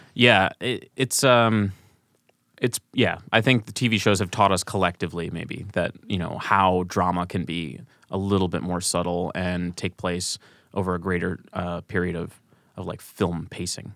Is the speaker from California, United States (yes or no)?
no; St. Louis, Missouri, United States; moved away as an adult; also born or lived in Kansas; now in Chicago, United States; growing up in Saint Louis